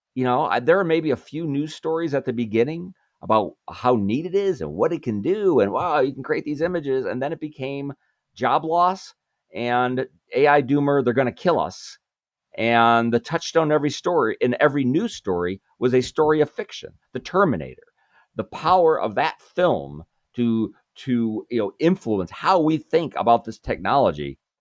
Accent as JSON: {"language": "English", "town": "Chicago", "region": "Illinois", "country": "United States", "said": "I'm from Chicago"}